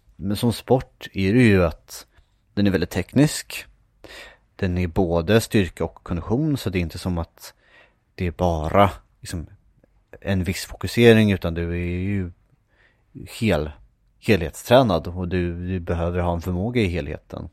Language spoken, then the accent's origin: Swedish; Järfälla, Stockholm County, Sweden; also born or lived in Västerås; jag bodde när jag var liten i Järfälla